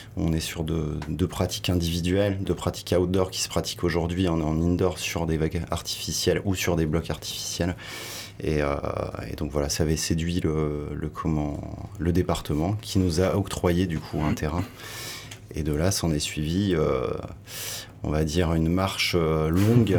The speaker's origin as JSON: {"language": "French", "town": "Sables-d'Or-les-Pins", "region": "Brittany", "country": "France", "tie": "born or raised there", "also_born_or_lived": "Nantes / Paris", "moved": "as an adult", "lives_now": "Hossegor, France", "said": "J'ai grandi en Bretagne au Cap Fréhel, petite ville de 60 habitants qui s'appelle Sable d'Or-les-Pins"}